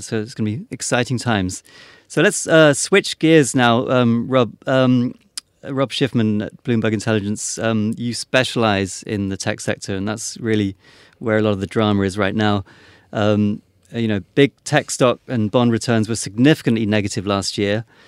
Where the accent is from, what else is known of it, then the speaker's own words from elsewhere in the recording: United Kingdom; being British